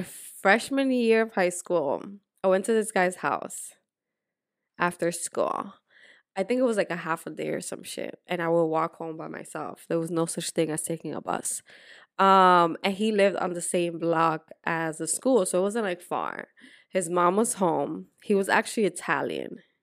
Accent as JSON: {"language": "English", "country": "Dominican Republic", "tie": "born or raised there", "also_born_or_lived": "Puerto Rico", "moved": "yes", "said": "I grew up in Dominican Republic, but I was born in Puerto Rico"}